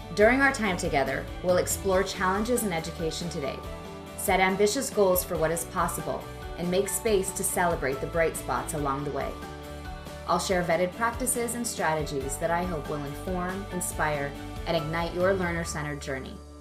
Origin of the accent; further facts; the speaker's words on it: Montana, United States; we're both from Montana